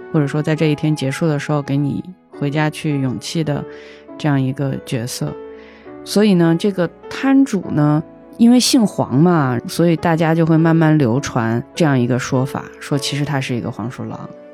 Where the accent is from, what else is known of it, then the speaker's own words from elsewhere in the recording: Hunan, China; also born or lived in Israel; now in Beijing, China; 我是湖南人